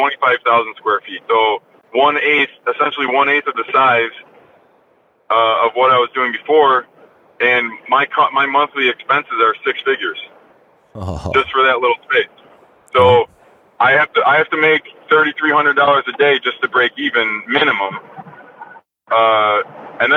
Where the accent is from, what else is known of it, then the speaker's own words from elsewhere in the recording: New York, United States; moved away; going back to my home state and, you know, really giving back to the community that, you know, raised me